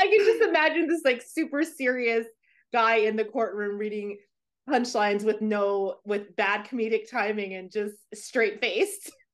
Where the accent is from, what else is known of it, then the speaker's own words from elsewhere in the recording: Louisiana, United States; I'm from Louisiana